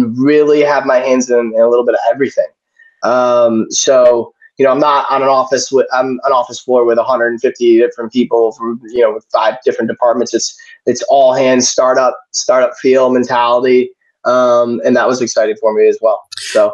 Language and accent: English; Syracuse, New York, United States; Growing up in Syracuse, I grew up in Syracuse.